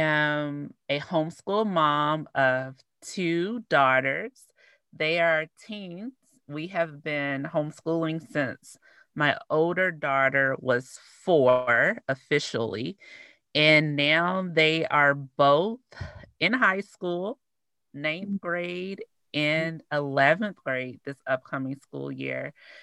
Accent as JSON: {"language": "English", "region": "Arkansas", "country": "United States", "moved": "yes", "lives_now": "Midwest", "said": "I need to work on my accent and the way that I speak because people were rude and not nice. And it made me change part of who I am."}